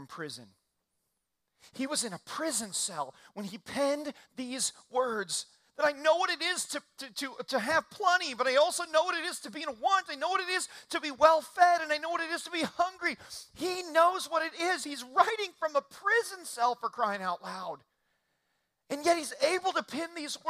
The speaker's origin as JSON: {"language": "English", "region": "Indiana", "country": "United States", "tie": "born or raised there", "said": "I grew up in Indiana"}